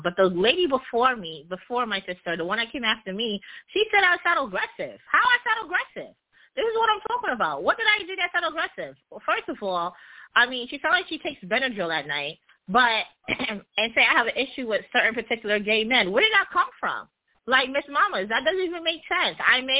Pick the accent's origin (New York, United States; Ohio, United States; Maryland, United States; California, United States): New York, United States; accent: New York; I know everyone wish they were from New York and have our swag and have our enunciation and our, like, and our accent. And I'm not even going to touch upon being Jamaican on top of that.